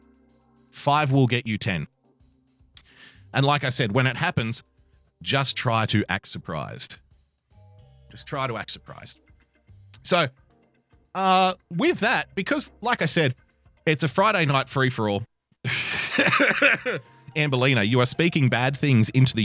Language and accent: English; Australia